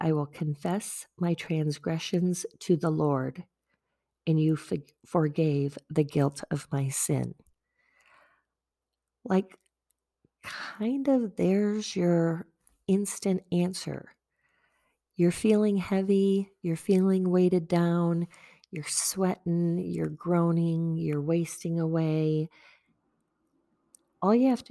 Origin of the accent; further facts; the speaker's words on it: Wisconsin, United States; also born or lived in Virginia; being from Wisconsin